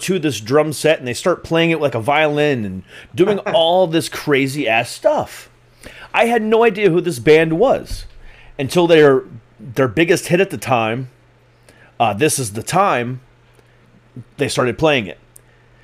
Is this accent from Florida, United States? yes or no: yes; Florida, United States; moved away as an adult; also born or lived in Lorain, Ohio, United States; now in Northern Virginia, United States; I was actually born in Lorain. I was born 2 blocks away from Lake Erie. Lived there until I was 8 and moved to Florida from then.